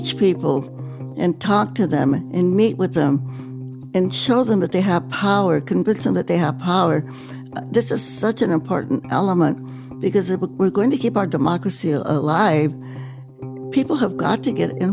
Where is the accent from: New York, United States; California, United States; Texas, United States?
California, United States; Stockton; in my hometown of Stockton, California